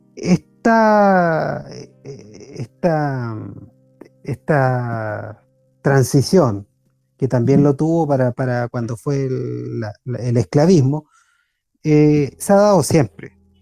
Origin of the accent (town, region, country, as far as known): Chile